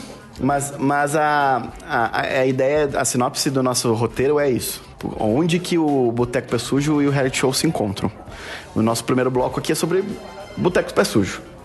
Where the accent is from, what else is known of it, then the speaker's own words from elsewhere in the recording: Porto Alegre, Rio Grande do Sul, Brazil; eu, eu sou de Porto Alegre